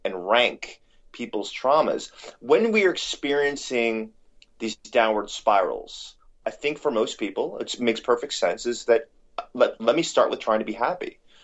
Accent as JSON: {"language": "English", "town": "New York City", "region": "New York", "country": "United States", "tie": "born or raised there", "said": "growing up in, in New York City"}